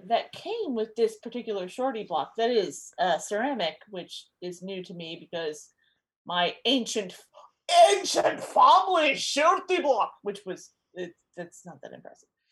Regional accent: United States

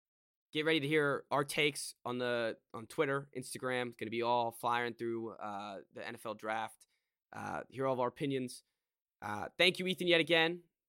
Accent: Annapolis, Maryland, United States; we're from Annapolis

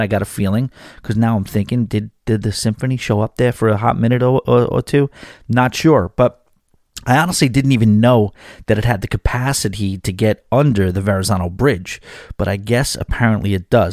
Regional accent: New York City, New York, United States; moved away; New York City, my hometown, a town that I probably will end up living back in at some point

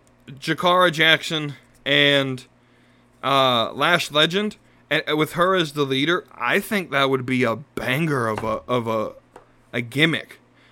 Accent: Ireland; I'm Irish. I tend to try to at least appreciate the Irish gimmicks.

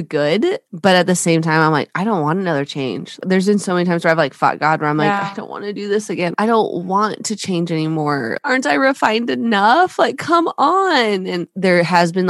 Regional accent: Alaska, United States; moved away as an adult; now in New Braunfels, United States; We were born and raised in Alaska, my husband and I both

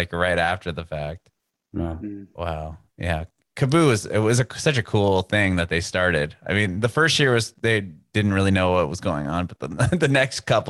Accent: San Diego, California, United States; moved away as an adult; now in Nashville, United States; growing up and being born and raised in San Diego

